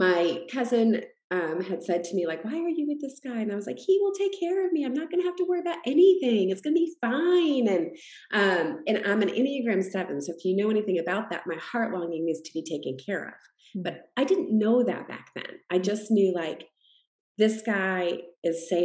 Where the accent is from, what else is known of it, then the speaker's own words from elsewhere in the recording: Massachusetts, United States; I grew up in Massachusetts